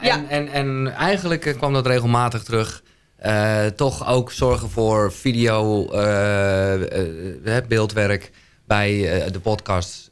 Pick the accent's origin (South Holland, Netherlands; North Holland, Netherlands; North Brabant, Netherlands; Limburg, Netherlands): North Holland, Netherlands; Haarlem; ik kom uit Haarlem